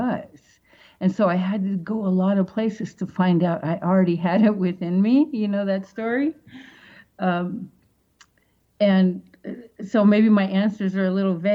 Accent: Seattle, Washington, United States; moved away; back in Seattle, that's my hometown

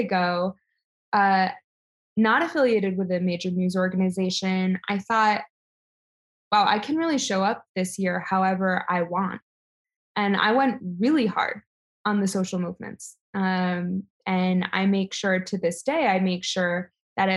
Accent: New York City, New York, United States; I was born in New York City to very liberal college professor parents

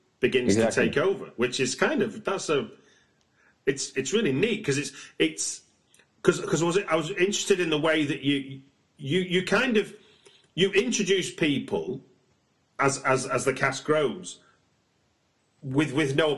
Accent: United Kingdom; I'm a British watcher

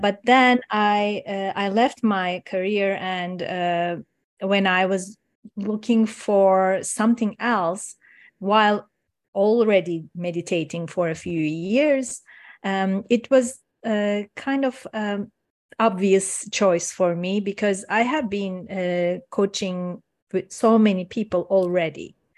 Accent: Istanbul, Turkey; first language Turkish; English is a second language; moved away as an adult; now in Canada; I'm originally from Turkey, Istanbul. I was born in Istanbul

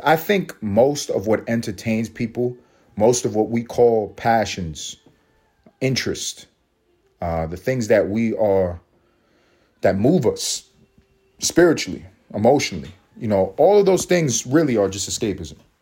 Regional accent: United States; I am American

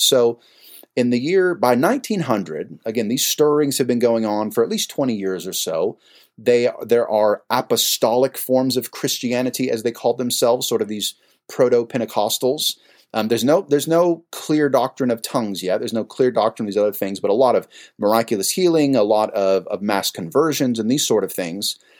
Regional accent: San Jose, California, United States; was born and raised in San Jose, California

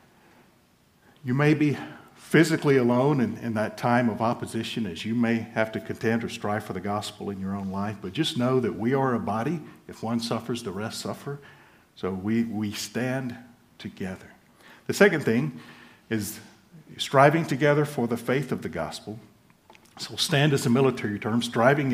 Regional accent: United States; moved away as an adult; also born or lived in Central and Eastern Europe; I am an American

